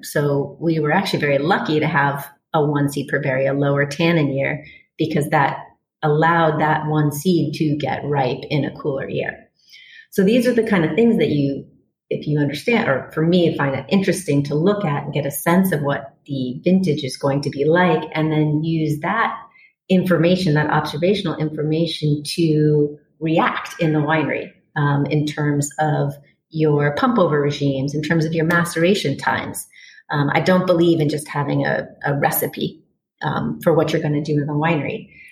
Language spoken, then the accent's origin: English; Washington, District of Columbia, United States; moved away; I grew up on the East Coast in Washington, D.C.